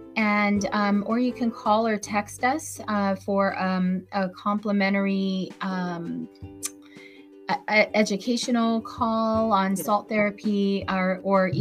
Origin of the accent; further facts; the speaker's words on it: Vallejo, California, United States; also born or lived in Hawaii; now in Antioch, United States; I'm in Antioch, but I grew up in Vallejo. I went to Vallejo High School. Um, yeah, when we moved from Hawaii to we went to we moved to Vallejo and never left there.